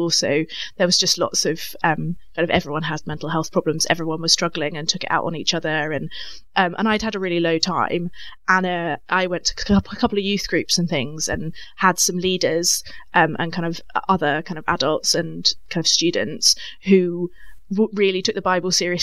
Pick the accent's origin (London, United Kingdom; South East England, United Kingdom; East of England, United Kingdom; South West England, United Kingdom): East of England, United Kingdom; Cambridge; I grew up in Cambridge, so went to quite actually the same church I'm at now